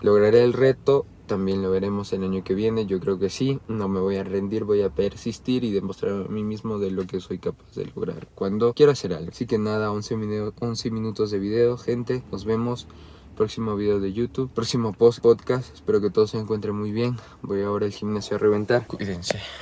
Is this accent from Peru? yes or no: yes; Peru